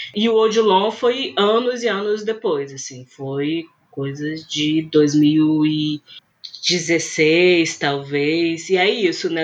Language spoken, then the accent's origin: Portuguese; Vitória, Espírito Santo, Brazil; aqui em Vitória mesmo, né, no Espírito Santo, que é de onde eu sou